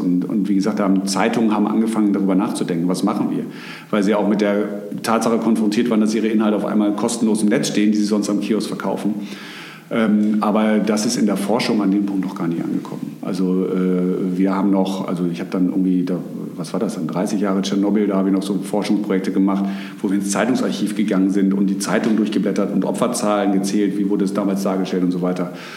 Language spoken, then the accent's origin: German; Bonn, North Rhine-Westphalia, Germany; moved away as an adult; also born or lived in Hamburg; Ich komme aus dem Rheinland. Ich habe zwar einen norddeutschen Namen, also meine äh, Familie, Familie kommt tatsächlich aus der Hamburger Gegend, aber geboren und aufgewachsen bin ich in äh, Bonn, der alten Bundeshauptstadt.